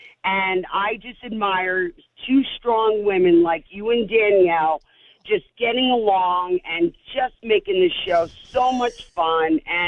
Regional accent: New York City, New York, United States; moved away; I'm from New York City originally

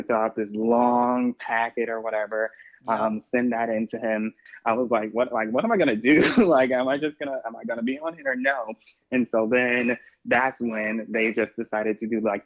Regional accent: Chicago, Illinois, United States; I am from Chicago

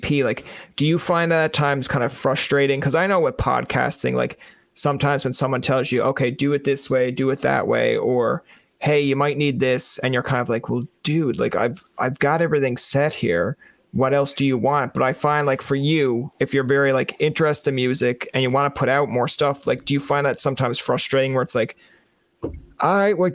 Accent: Newfoundland and Labrador, Canada; moved away as an adult; also born or lived in Ottawa; being a Newfoundlander in, I'll call it foreign Ontario

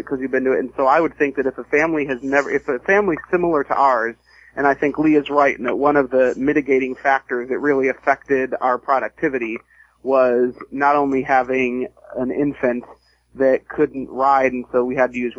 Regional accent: Midwest, United States; I'm from the Midwest.

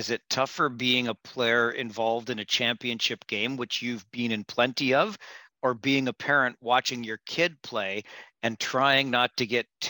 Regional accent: Kitchener, Ontario, Canada; I'm born and raised in Kitchener.

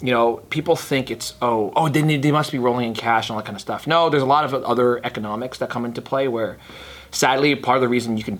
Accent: California, United States; I am from NorCal, but most of my energy, people are like, oh, you talk like

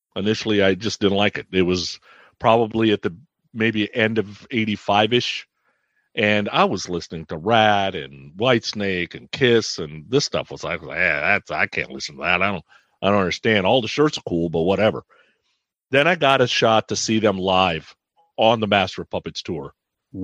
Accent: Bay Area, California, United States; I grew up in the Bay Area, went to high school in the Bay Area

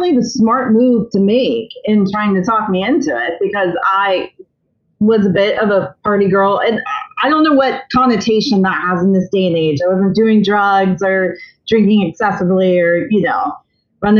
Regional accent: Columbia, South Carolina, United States; Born and raised in Columbia, South Carolina, home of the Fighting Cocks

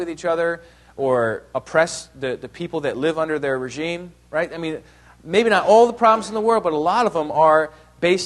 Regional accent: New York, United States; also born or lived in Ohio; I was born in Ohio, but I grew up in New York

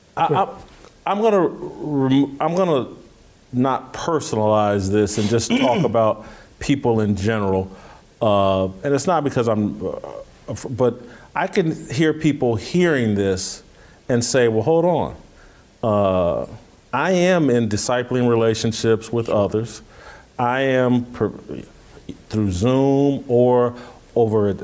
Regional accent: Indianapolis, Indiana, United States; moved away; the church that I grew up with in Indianapolis

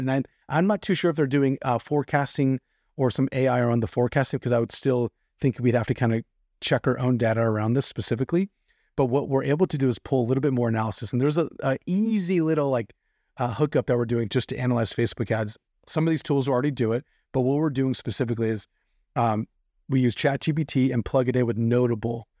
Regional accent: California, United States; myself as a Californian

